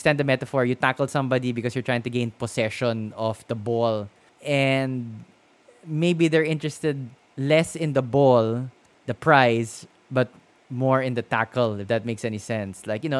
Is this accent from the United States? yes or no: no; Philippines; I've lived in the Philippines all my life